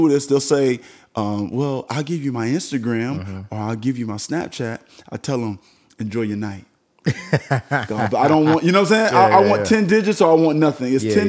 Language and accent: English; Miami-Dade County, Florida, United States; I'm from Miami-Dade County.